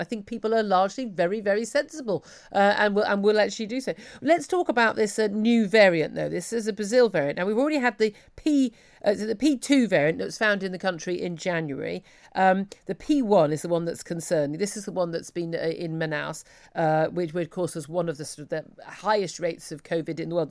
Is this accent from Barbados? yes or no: no; United Kingdom; we're British